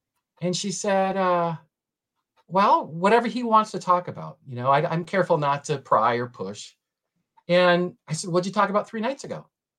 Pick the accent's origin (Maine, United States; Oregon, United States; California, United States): Maine, United States; now in Colorado, United States; I grew up in Maine, and you know, in my ward, we may have had maybe one Skousen person, right?